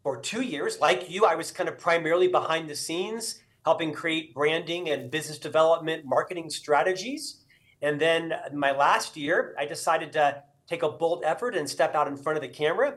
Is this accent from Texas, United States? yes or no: no; Central Florida, United States; moved away; Originally, I'm from Florida, born and raised in Central Florida.